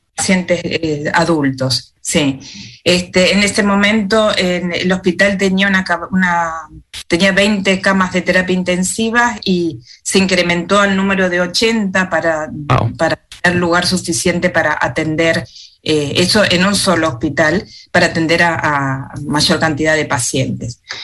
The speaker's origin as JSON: {"language": "Spanish", "country": "Argentina", "moved": "as an adult", "lives_now": "Wellington, New Zealand", "said": "hablar como médica argentina o por la experiencia que estuve allá en mi país"}